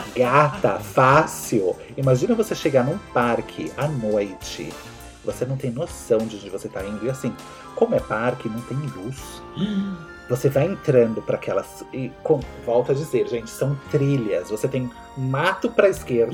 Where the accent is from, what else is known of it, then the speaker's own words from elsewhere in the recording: Brazil; eu sou brasileiro